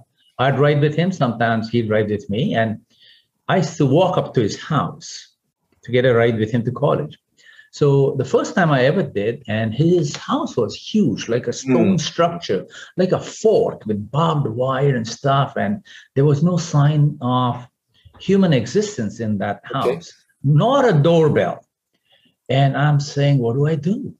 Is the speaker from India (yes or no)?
yes; Pune, Maharashtra, India; now in Singapore; walking on Main Street my hometown, Pune in India